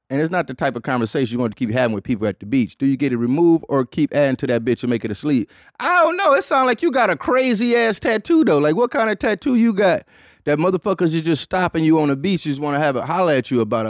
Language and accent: English; Detroit, Michigan, United States; I'm a nigga from Detroit